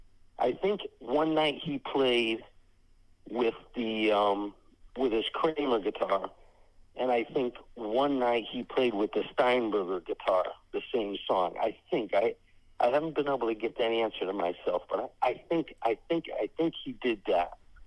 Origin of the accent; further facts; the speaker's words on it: Derby, Connecticut, United States; Yeah, so Hit Parader magazine was manufactured and printed in Derby, Connecticut, which is my hometown.